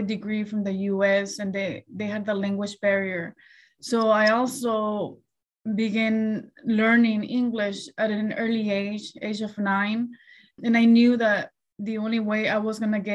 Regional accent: Chelan, Washington, United States; English is a second language; now in Beverly Hills, United States; growing up in Chelan

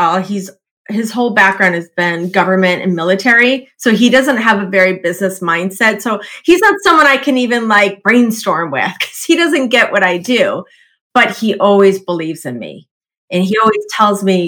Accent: Midwest, United States; I grew up in the Midwest, lots of tornadoes.

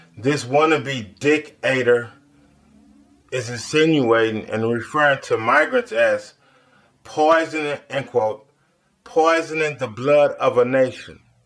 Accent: United States; as an American

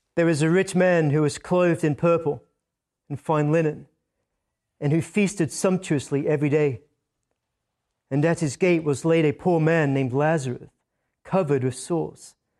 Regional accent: Scotland, United Kingdom; accent: Scottish; moved away; When I come back from Scotland, my accent is sometimes a little bit stronger than before I left

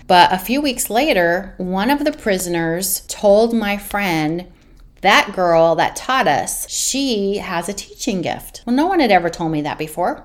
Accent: Northern California, United States; also born or lived in San Diego; I'm from Northern California

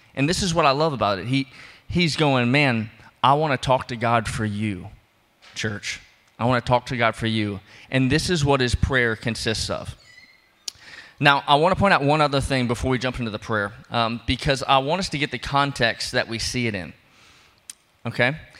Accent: New Orleans, Louisiana, United States; I'm from New Orleans, I'm from below sea level

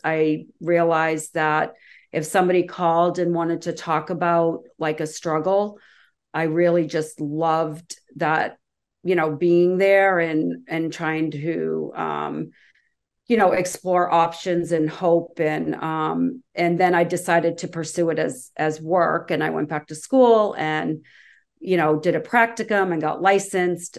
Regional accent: Massachusetts, United States; I grew up in Massachusetts

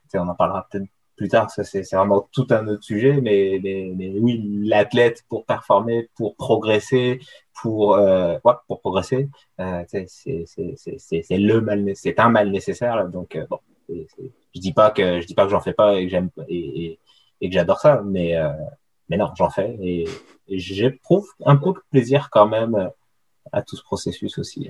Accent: France; moved away as an adult; now in Quebec, Canada; je viens, viens de France. c'est là-bas que j'ai, que je suis né, que j'ai grandi, que j'ai fait mes études

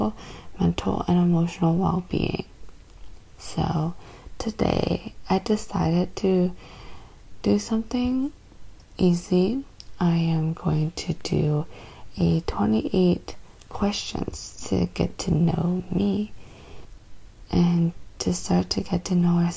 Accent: Canada; I am Canadian, born and raised in Canada

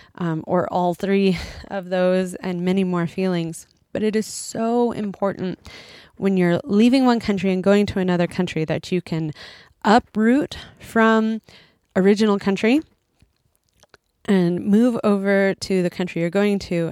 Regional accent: United States; moved away as an adult; now in Japan; I'm an American who's living in Japan with my husband and two kids.

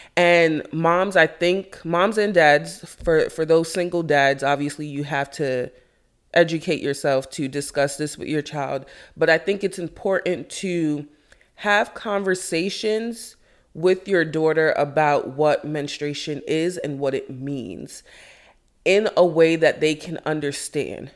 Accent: Jamaica; I am Jamaican

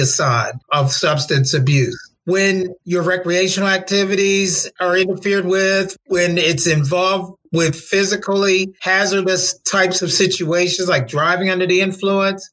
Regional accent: Milford, Delaware, United States; moved away; also born or lived in Baltimore, Maryland; I'm from Milford, Delaware

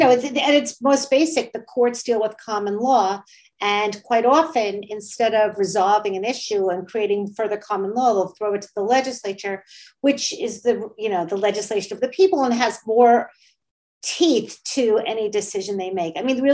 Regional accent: New Jersey, United States; my home state, New Jersey

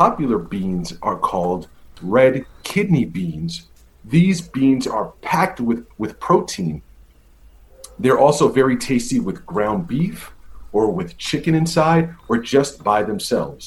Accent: United States; I'm a teacher from the United States

